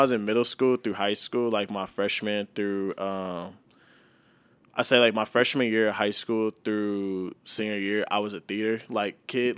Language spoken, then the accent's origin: English; Mansfield, Texas, United States; moved away as an adult; now in St. Louis, United States; I grew up in a small town named Mansfield, Texas